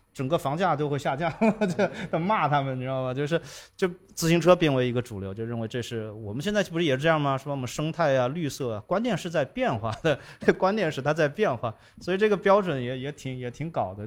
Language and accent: Chinese; China; 这是我们中国人的习惯